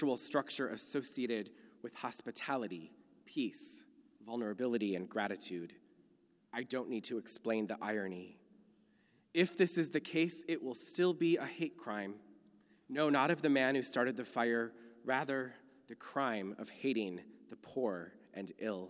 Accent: Minnesota, United States; now in California, United States; I come to you from Minnesota, a place the local Jews call the land of the frozen chosen

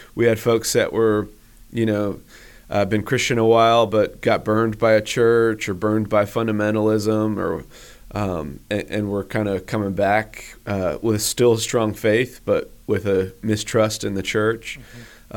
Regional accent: Northampton, Massachusetts, United States; also born or lived in Washington State / Boone, North Carolina; now in Huntersville, United States; I grew up in Western Massachusetts, um, in a small college town um, on the Connecticut River called Northampton

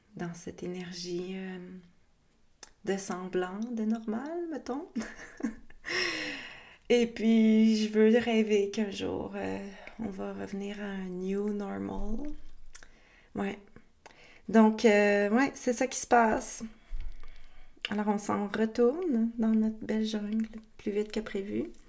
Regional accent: Quebec, Canada; also born or lived in Costa Rica; dans notre beau Québec qui n'est plus libre

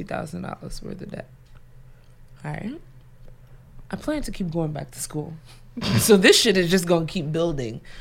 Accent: Nigeria; as a Nigerian

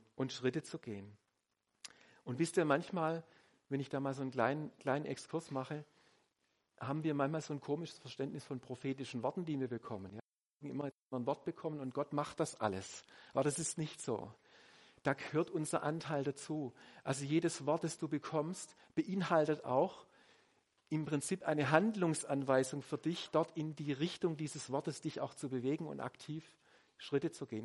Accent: Swabia, Germany; ich bin Schwabe

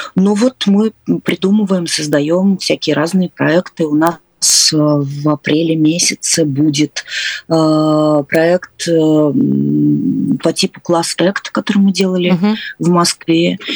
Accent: Narva, Ida-Viru County, Estonia; also born or lived in Leningrad; Я выросла, я не, я не родилась в Нарве, я родилась, э, в Ленинграде, но я выросла в Нарве.

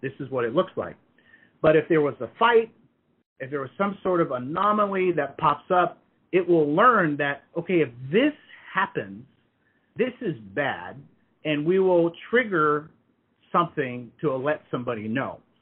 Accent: Hawaii, United States; moved away as an adult; also born or lived in Redmond, Washington; I grew up in Hawaii

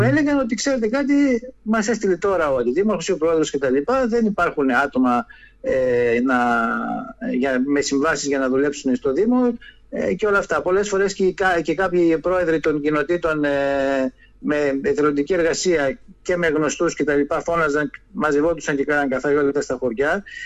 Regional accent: Lemnos, North Aegean, Greece; τον τόπο μου, το χωριό μου, το νησί μου

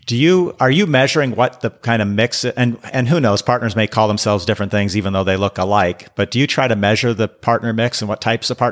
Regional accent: Seattle, Washington, United States; moved away; also born or lived in Acton, Massachusetts; My parents are from the Boston area, but I grew up in Seattle. Oh. I went and lived in Acton outside of Boston for not too long when my daughters were very young

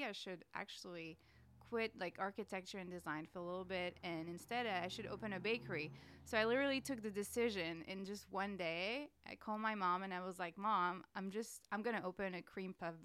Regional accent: Nice, Provence-Alpes-Côte d'Azur, France; English is a second language; also born or lived in Paris, France; now in San Francisco, United States; So I come from Nice.

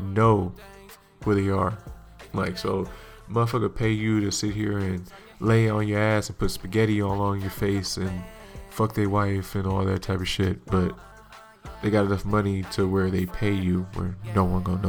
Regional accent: hometown of the Warriors, California, United States; root for my hometown

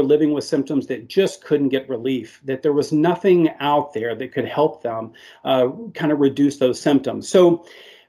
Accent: Arkansas, United States; I am from the South here, so we only drink the sweet tea down here in Arkansas

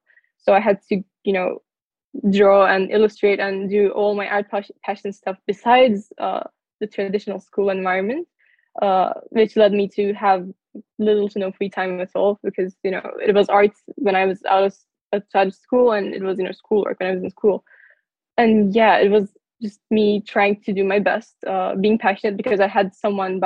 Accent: Turkey; moved away as an adult; now in United States; I come from Turkey

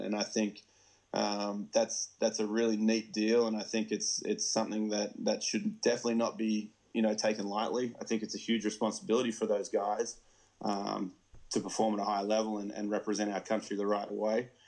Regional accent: Melbourne, Victoria, Australia; moved away as an adult; now in United States; I grew up in the Melbourne Tigers locker room

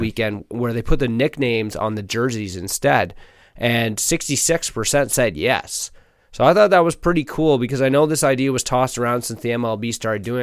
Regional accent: Canada; as a Canadian

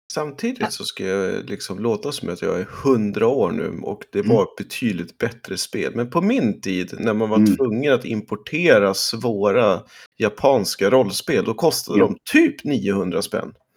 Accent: Sweden; Som svensk

